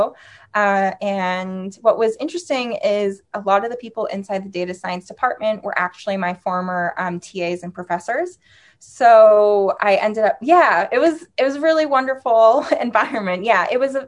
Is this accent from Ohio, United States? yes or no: no; Seattle, Washington, United States; moved away as an adult; also born or lived in Tel Aviv, Israel / New York; now in Seattle, United States; I grew up in Seattle